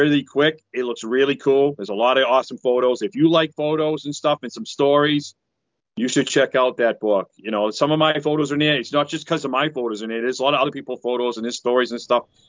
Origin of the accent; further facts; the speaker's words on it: New England, United States; I'm from New England